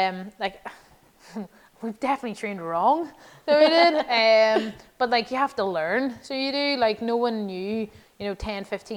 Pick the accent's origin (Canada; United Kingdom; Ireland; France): Ireland